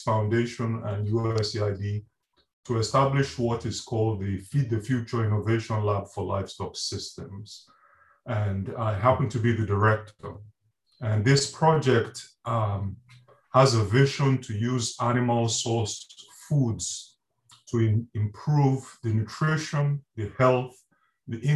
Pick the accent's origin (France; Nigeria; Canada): Nigeria; moved away as an adult; also born or lived in Reading, United Kingdom / Wales, United Kingdom; now in Gainesville, United States; I'm originally from Nigeria, and I did my degrees in Nigeria and then in Britain at the University of Reading.